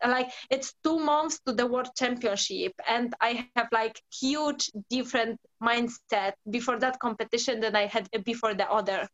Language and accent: English; Poland; English is a second language; moved away as an adult; now in London, United Kingdom; I born in Poland. Um, I was living whole life there for like around 19 years